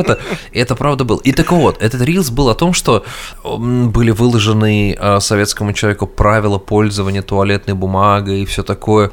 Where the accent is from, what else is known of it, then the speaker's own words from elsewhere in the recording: Russia; я русский человек, ну, я имею в виду, я человек из России